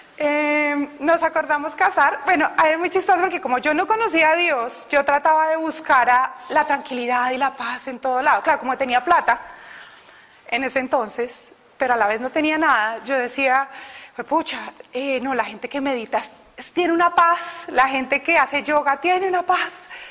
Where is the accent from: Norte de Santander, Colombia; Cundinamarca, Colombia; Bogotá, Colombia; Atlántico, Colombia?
Bogotá, Colombia; moved away as an adult; Yo soy de Bogotá. Todavía no he perdido el acento. He llegado acá hace dos años.